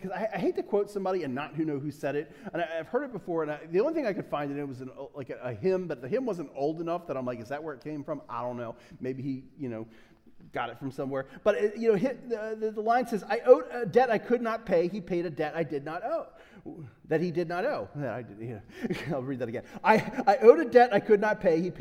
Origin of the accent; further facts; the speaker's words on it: United States; I'm such an American